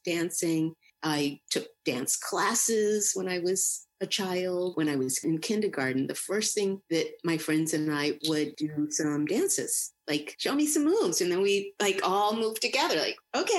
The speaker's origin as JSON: {"language": "English", "town": "Boston", "region": "Massachusetts", "country": "United States", "tie": "born or raised there"}